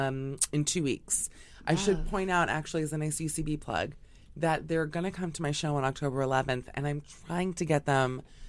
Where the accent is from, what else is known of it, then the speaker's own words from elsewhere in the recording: Miami, Florida, United States; From Miami.